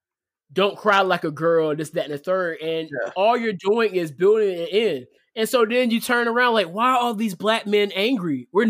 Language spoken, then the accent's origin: English; Portsmouth, Virginia, United States; I'm from Portsmouth.